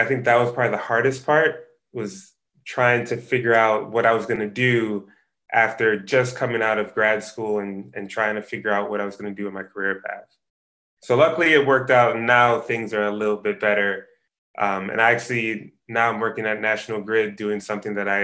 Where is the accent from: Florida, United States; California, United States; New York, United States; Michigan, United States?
New York, United States; New York City; moved away as an adult; now in Syracuse, United States; I'm from Brooklyn, New York